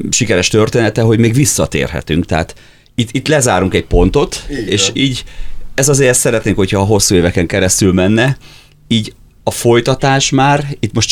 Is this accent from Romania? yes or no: no; Hungary; a srác ugye nagyon jól beszélt oroszul, és megtudta, hogy magyarok vagyunk